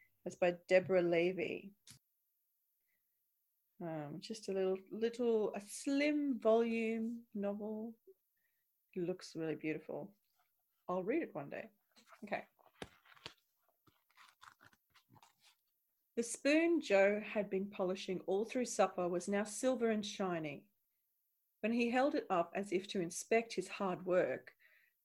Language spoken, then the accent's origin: English; Australia; moved away; I'm Australian